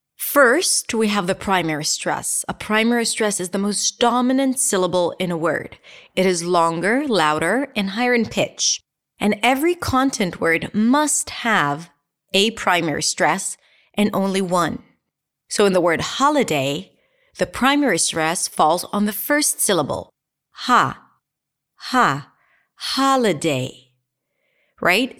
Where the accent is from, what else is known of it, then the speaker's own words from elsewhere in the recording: Israel; accent: Israeli; I'll say it with my Israelist accent.